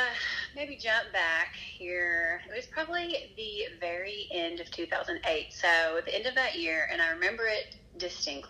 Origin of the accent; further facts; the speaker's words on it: Nashville, Tennessee, United States; moved away as an adult; now in West Tennessee, United States; I'm originally from Nashville. I actually grew up there